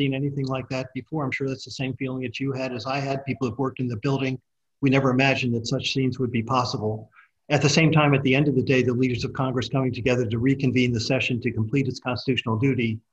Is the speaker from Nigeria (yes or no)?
no; Australia